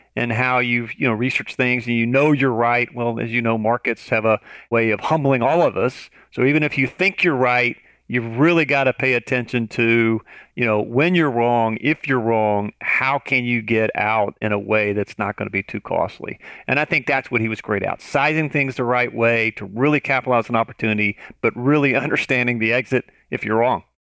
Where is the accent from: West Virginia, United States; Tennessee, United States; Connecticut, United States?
Tennessee, United States; moved away; I'm originally from Tennessee.